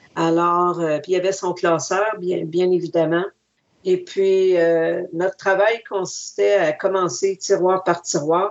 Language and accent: French; Wendake, Quebec, Canada; also born or lived in Montreal; je suis pas née à Wendake, je suis née à Montréal.